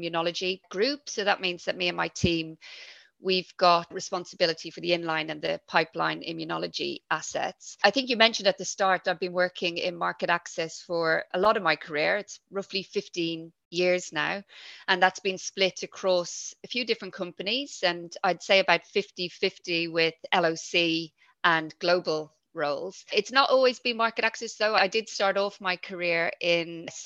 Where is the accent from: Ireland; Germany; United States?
Ireland; Dublin, Leinster; accent: Irish; moved away as an adult; also born or lived in London / Yorkshire; now in United Kingdom; I'm originally from Dublin in Ireland, but I live here in the UK with my family